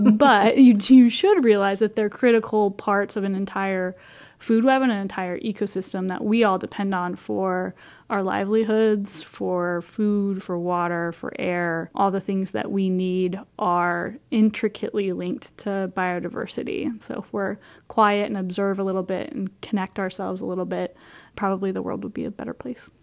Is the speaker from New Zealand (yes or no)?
no; Iowa, United States; I grew up in Iowa